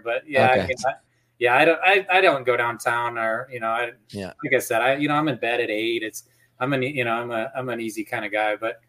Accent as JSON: {"language": "English", "region": "Iowa", "country": "United States", "tie": "born or raised there", "said": "Like I grew up in Iowa."}